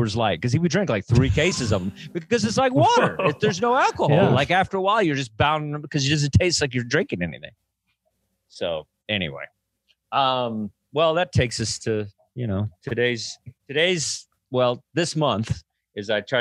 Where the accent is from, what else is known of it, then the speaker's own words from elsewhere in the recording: the South, United States; I grew up in the South, trailer park